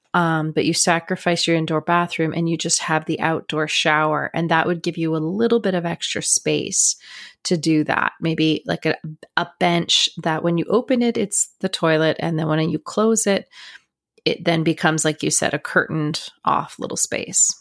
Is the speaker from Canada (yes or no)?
yes; Canada